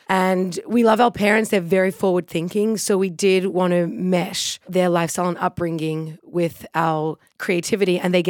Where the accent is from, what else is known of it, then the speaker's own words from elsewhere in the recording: Sydney, New South Wales, Australia; now in New York, United States; I'm Chaya's youngest sister. We're both from Sydney, Australia, and we now live in New York, in Crown Heights.